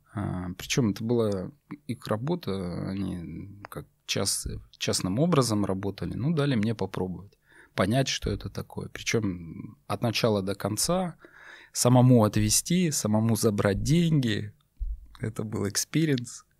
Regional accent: North Caucasus, Russia; also born or lived in Tyumen, Russia; now in Moscow, Russia; родом я с Северного Кавказа

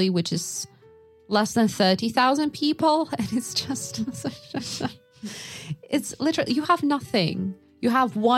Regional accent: Yakutsk, Sakha Republic, Russia; moved away; I am from Yakutsk, which is, I think it was like at the time that I was living there, it was 250,000 people.

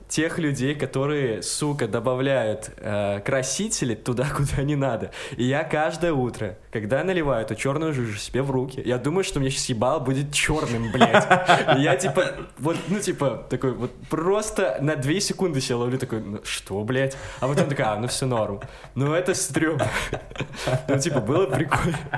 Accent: Kamchatka Krai, Russia; Я же, блядь, с Камчатки, там все с ебалом черным.

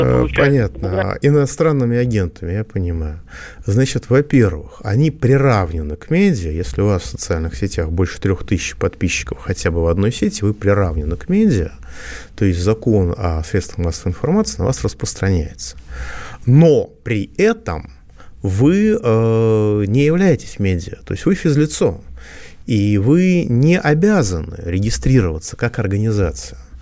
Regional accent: Moscow, Russia; я как москвич

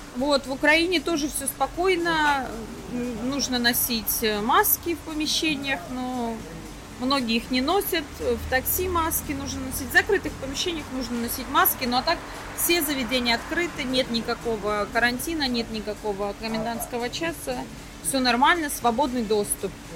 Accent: Belgorod Oblast, Russia; now in Cyprus; я из Белгородской области

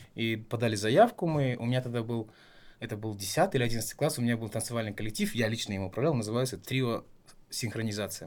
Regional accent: Taraz, Jambyl Region, Kazakhstan; moved away; also born or lived in Astana; я родился и вырос в Таразе

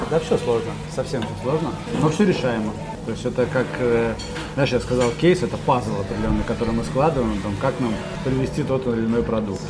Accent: Kaliningrad, Kaliningrad Oblast, Russia; родился и вырос в Калининграде. Я горжусь тем, что я калининградец

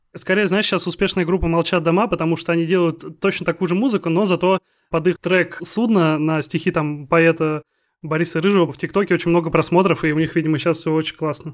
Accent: Kaliningrad, Kaliningrad Oblast, Russia; moved away; also born or lived in Arkhangelsk; я из Калининграда

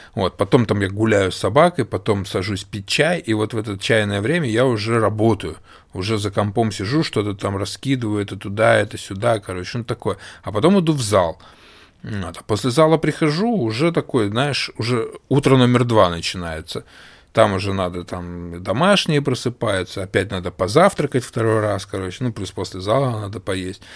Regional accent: Russia; moved away; я из России

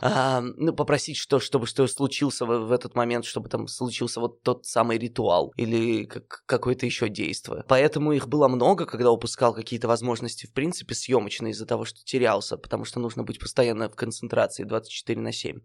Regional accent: Nizhny Tagil, Sverdlovsk Oblast, Russia; moved away as an adult; also born or lived in Yekaterinburg; я родился в Нижнем Тагиле

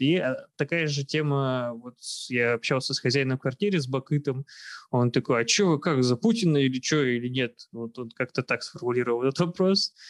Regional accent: Arkhangelsk, Arkhangelsk Oblast, Russia; moved away as an adult; also born or lived in Saint Petersburg; now in Kyrgyzstan; я с севера, из Архангельска

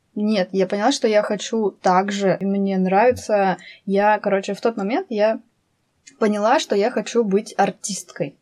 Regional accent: Altai Krai, Russia; я вообще в Алтайском крае родилась. Вот сам процесс этот был а, в Алтайском крае.

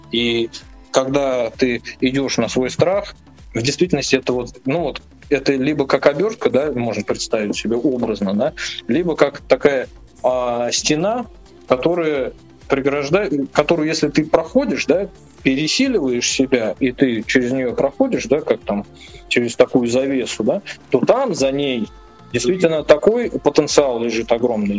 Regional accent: Nizhny Novgorod, Nizhny Novgorod Oblast, Russia; тоже из Нижнего Новгорода, да, но мы жили на другом конце города

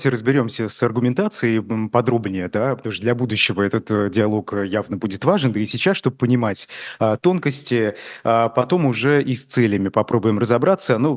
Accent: Bashkortostan, Russia; Э, я помню, я из Башкортостана, помню в Уфе

